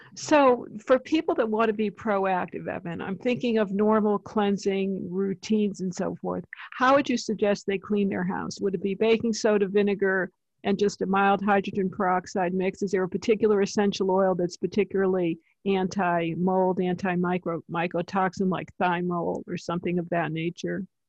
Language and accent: English; East Coast, United States; I'm from the East Coast